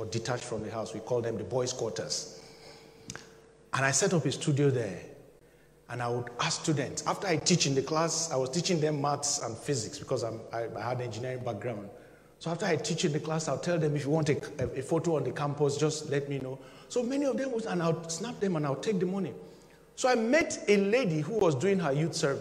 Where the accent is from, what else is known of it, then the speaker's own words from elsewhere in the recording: Nigeria; my home country, Nigeria